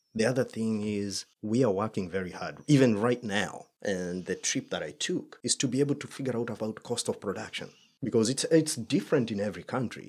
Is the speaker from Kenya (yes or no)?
yes; Kenya; moved away; I'm Kenyan